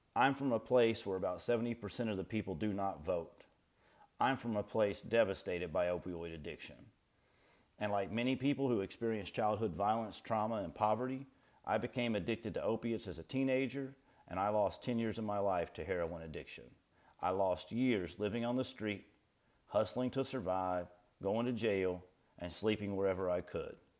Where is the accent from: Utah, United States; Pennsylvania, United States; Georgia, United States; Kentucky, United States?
Kentucky, United States; northeastern; also born or lived in Appalachia; I'm from Appalachia and grew up in northeastern Kentucky on my papa's small tobacco farm